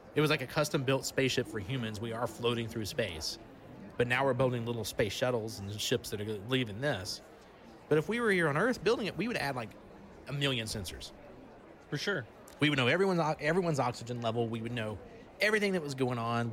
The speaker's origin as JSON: {"language": "English", "region": "Alabama", "country": "United States", "said": "I'm from Alabama"}